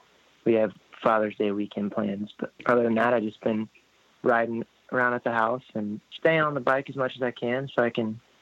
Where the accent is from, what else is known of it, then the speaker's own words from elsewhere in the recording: Indianapolis, Indiana, United States; Born in Indianapolis, Indiana, and I'm still living in the same place I came home to.